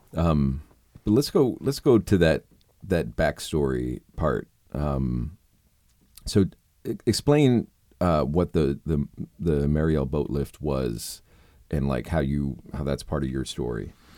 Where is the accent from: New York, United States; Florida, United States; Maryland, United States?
Florida, United States; South; moved away; also born or lived in Key West; growing up in South Florida